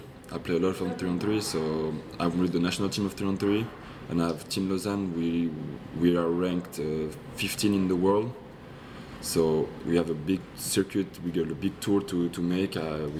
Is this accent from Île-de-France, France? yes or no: no; Poitiers, Nouvelle-Aquitaine, France; But it kind of sucks that I'm French. I was born in France. Yeah. I was born even in Poitiers.